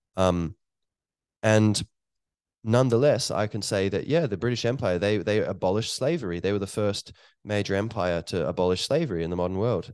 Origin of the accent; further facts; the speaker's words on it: Ireland; here where I am in Ireland